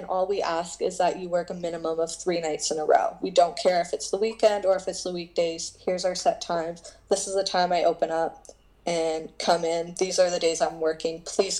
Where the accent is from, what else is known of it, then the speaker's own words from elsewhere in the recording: Canada; I made the highly mistake of being too nice, being a Canadian, and I was like, hey, I brought coffee.